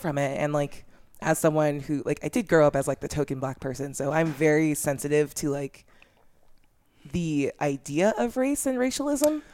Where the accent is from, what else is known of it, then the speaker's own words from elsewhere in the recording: Orange County, California, United States; I'm from Orange County